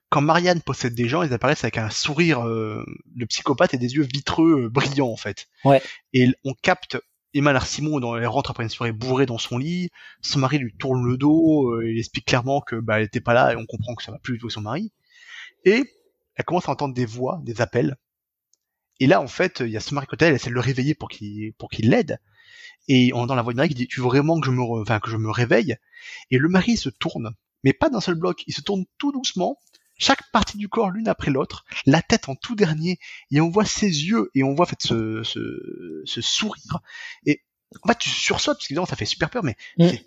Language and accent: French; France; Alors après, quand on est français, on capte très vite que la maison des parents n'est pas en Bretagne, mais en Ile-de-France.